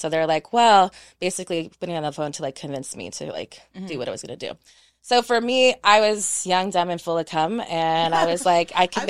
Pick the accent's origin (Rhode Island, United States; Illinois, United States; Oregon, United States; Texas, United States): Texas, United States; also born or lived in Panama; now in Los Angeles, United States; So I'm a military brat. I was born in Panama and then I've been in Texas from 3 to 21. And then when I turned 21, I went